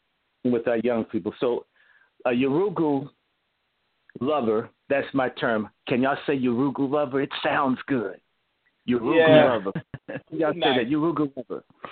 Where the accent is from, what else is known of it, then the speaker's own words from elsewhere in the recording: the South, United States; I'm a Southerner